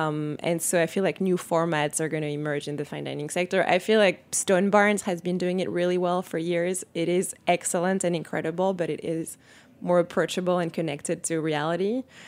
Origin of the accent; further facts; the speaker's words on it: Paris, Île-de-France, France; So, yeah, so I grew up in Paris in a family that loves food, is obsessed with food.